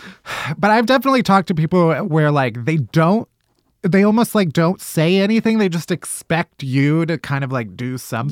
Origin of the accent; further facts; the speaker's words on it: Chicago, Illinois, United States; where am I from? Chicago